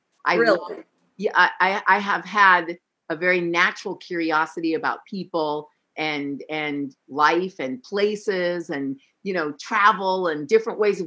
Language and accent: English; San Francisco, California, United States; I was born in San Francisco